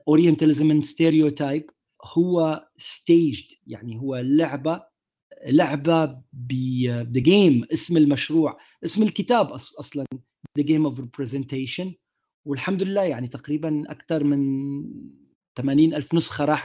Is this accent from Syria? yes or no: yes; Damascus, Damascus Governorate, Syria; moved away; ماي ماي دماسكس باك جراوند انا ربيت حياتي في سوريا وفي دمشق عربي ابن المنطقه